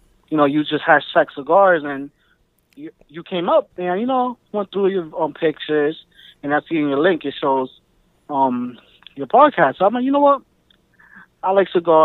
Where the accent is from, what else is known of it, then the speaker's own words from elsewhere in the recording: Union City, New Jersey, United States; I'm from Union City, New Jersey. I'm in the East Coast